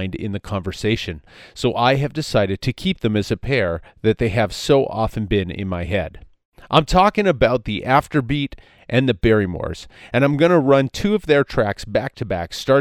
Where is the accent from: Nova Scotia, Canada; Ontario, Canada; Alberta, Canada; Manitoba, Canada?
Manitoba, Canada; Winnipeg; my hometown of Winnipeg